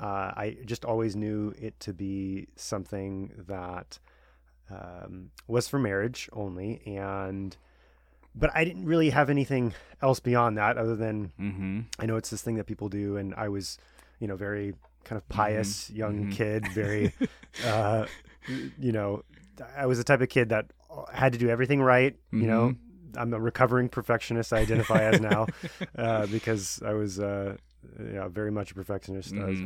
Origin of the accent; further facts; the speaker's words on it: Long Beach, California, United States; Thanks, Colton, for having me on. My story, I grew up in Southern California and grew up in Long Beach